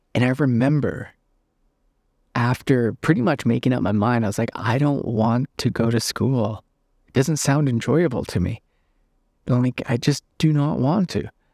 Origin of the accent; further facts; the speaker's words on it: Northern Canada, Canada; I'm from Northern Canada